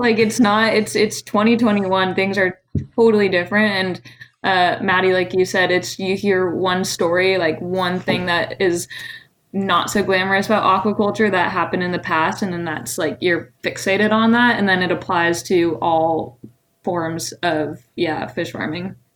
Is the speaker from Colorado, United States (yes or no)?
yes; Colorado, United States; moved away as an adult; now in Seattle, United States; I grew up in Colorado for 18 years